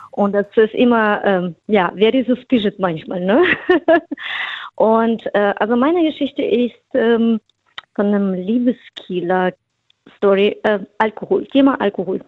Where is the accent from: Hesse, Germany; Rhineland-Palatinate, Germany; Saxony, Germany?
Hesse, Germany; Frankfurt; now in Rust, Germany; Ich komme ursprünglich aus Hesse, aus Frankfurt